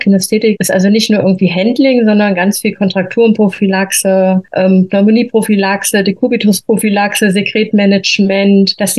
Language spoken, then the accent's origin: German; Thuringia, Germany; born there; moved away as an adult; now in Freising, Germany; komme hier aus der Nähe von München, also wohnhaft jetzt im Freising, gebürtig eigentlich komme ich aus Thüringen, bin aber quasi nach der Wende hier in Bayern gelandet mit meiner Ausbildung zur Krankenschwester.